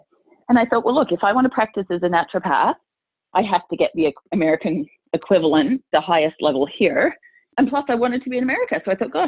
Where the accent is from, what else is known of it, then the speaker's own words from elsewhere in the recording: Australia; moved away as an adult; also born or lived in England; now in United States; So I was born in England, but moved to Australia when I was six. So I mostly grew up in Australia.